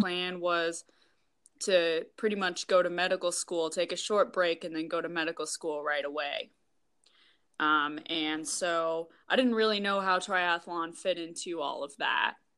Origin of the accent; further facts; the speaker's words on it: Minnesota, United States; also born or lived in Iowa / Seattle; now in Wisconsin, United States; I'm actually from Minnesota